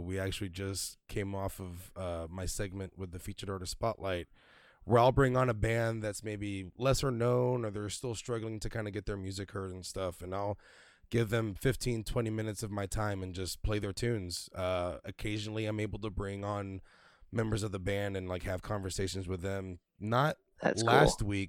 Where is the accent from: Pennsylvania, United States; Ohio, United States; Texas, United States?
Texas, United States; Houston; moved away as an adult; now in Florida, United States; I'm originally from Houston, Texas, and every year we have the big Houston Livestock Show and Rodeo